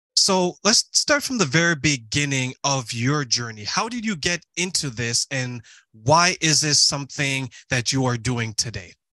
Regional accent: Toronto, Ontario, Canada; I'm from Toronto, Canada

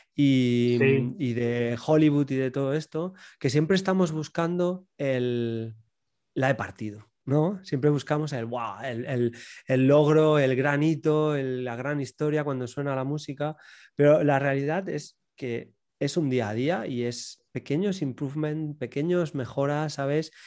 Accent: Region of Murcia, Spain; soy, soy del sur, soy de Murcia y bueno, pues un pueblecito

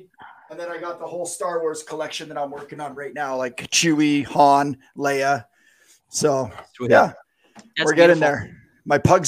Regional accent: Alberta, Canada; I am from Alberta.

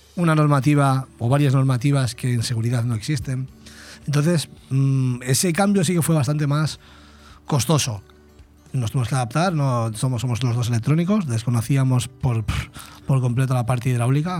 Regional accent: Vigo, Galicia, Spain; moved away as an adult; now in Benidorm, Spain; soy de Vigo, nacido en Vigo, pero con 18 años me vine a Benidorm y resido en Benidorm desde los 18

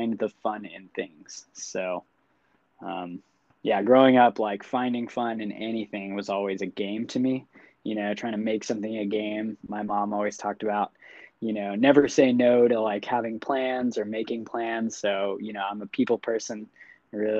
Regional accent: New Hampshire, United States; moved away as an adult; also born or lived in Vermont; I was born in Vermont, and then I spent all of my former years up until 18 growing up in the backwoods of New Hampshire, right outside of Boston

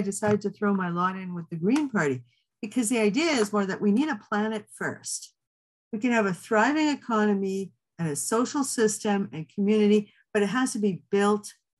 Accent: Manitoba, Canada; I'm from Manitoba

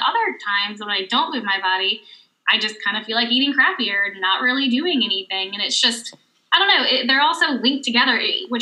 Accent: the South, United States; moved away; we grew up in the South

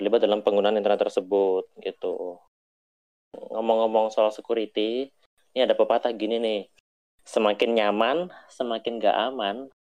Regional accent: Balikpapan, East Kalimantan, Indonesia; Uh, eh, gue anak Balikpapan.

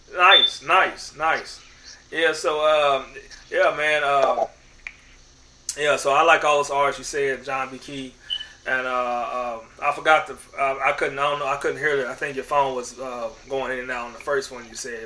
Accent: Oklahoma City, Oklahoma, United States; I grew up in Oklahoma City, and uh, this is Cowboys Nation.

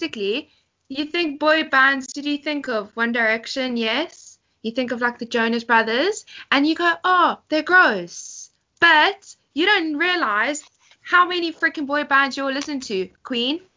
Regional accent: South Africa; moved away

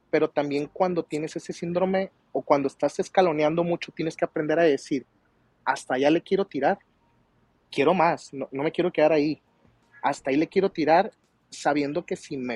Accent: Culiacán, Sinaloa, Mexico; vengo de una ranchería de Culiacán, estudié fuera, estudié sin el apoyo de la familia, trabajé

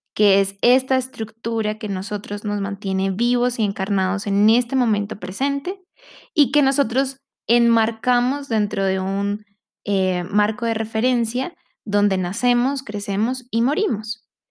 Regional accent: Colombia; siendo colombiana, siendo de esta comunidad

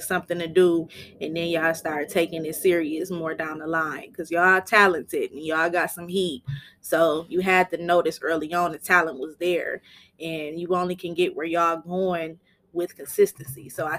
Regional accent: Flint, Michigan, United States; I'm from Flint, Michigan. I grew up on the north side as well.

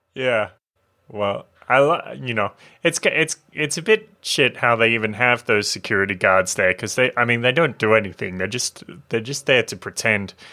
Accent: Australia; born or raised there

